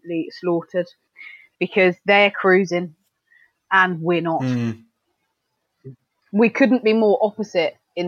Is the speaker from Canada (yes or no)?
no; Somerset, South West England, United Kingdom; I'm from Somerset.